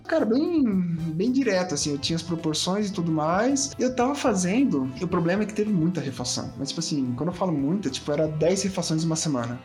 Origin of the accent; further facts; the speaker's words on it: São José do Rio Preto, São Paulo, Brazil; now in Curitiba, Brazil; A minha cidade natal era São José do Rio Preto